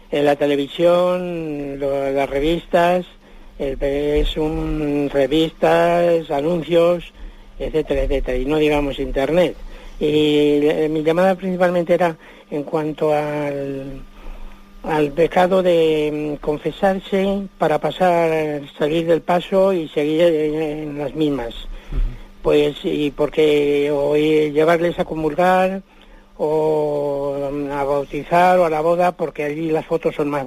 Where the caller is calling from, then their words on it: Madrid, Community of Madrid, Spain; de Madrid.